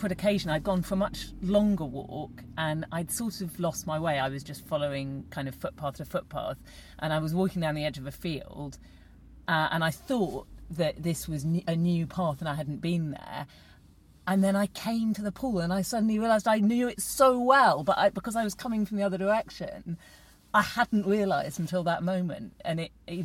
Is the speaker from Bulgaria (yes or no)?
no; Norfolk, East of England, United Kingdom; where I grew up in Norfolk.